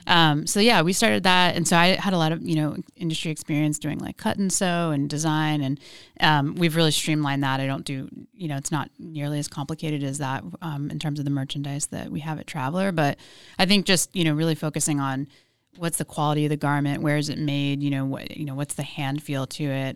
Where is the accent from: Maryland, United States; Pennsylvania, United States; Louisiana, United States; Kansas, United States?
Pennsylvania, United States; Philadelphia; moved away as an adult; also born or lived in New York / Oceanside / Bay Area; I grew up in Philadelphia.